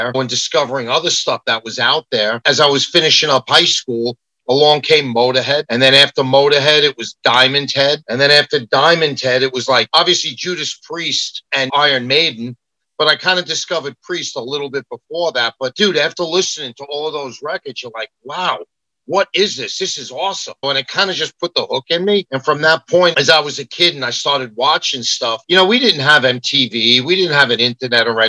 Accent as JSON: {"language": "English", "town": "New York City", "region": "New York", "country": "United States", "moved": "yes", "lives_now": "Long Island, United States", "said": "I was from Queens, but then I became an implant in Long Island."}